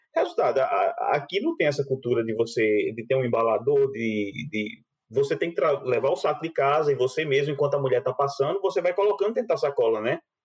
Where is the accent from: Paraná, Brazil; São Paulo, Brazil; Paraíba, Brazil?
Paraíba, Brazil; João Pessoa; moved away as an adult; also born or lived in Campina Grande, Brazil; now in Germany; de Campina Grande, que foi onde eu nasci, depois fui morar em João Pessoa, passei a adolescência, um pedaço da juventude de João Pessoa